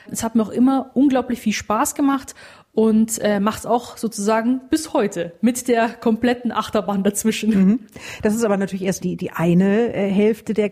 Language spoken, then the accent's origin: German; Rosenheim, Bavaria, Germany; born there; now in Munich, Germany; 26 Jahre alt und gebürtige Rosenheimerin. Bin aber dann 2018 nach München gezogen